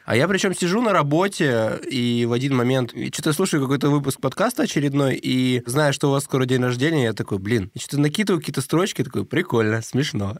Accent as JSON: {"language": "Russian", "town": "Novosibirsk", "region": "Novosibirsk Oblast", "country": "Russia", "accent": "Novosibirsk dialect", "said": "мы же из Новосибирска"}